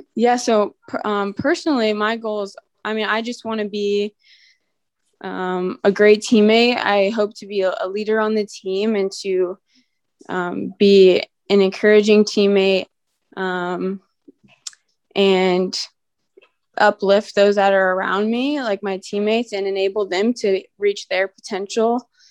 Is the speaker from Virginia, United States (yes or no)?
yes; Virginia Beach, Virginia, United States; moved away as an adult; I grew up in Virginia Beach, Virginia, and I lived there until I went to college.